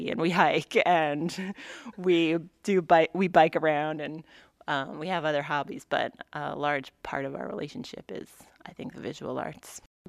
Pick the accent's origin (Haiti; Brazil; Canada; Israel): Canada; Rocky Mountain House, Alberta; moved away as an adult; now in Anchorage, United States; I'm from Rocky Mountain House, Alberta, Canada, and I'm 40 years old.